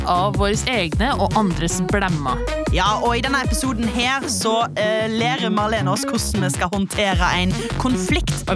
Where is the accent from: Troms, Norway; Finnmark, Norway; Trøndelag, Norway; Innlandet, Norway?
Trøndelag, Norway; Jeg er en trønder.